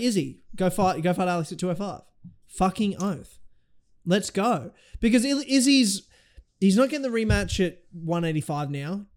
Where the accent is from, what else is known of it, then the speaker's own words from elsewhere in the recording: Australia; I'm an Aussie, but I'm also half Kiwi